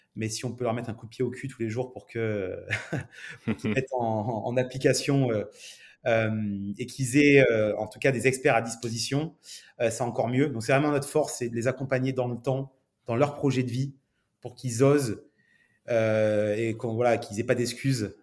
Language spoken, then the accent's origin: French; Nice, Provence-Alpes-Côte d'Azur, France; also born or lived in Montreal, Canada; je suis niçois d'origine, donc un, bon sudiste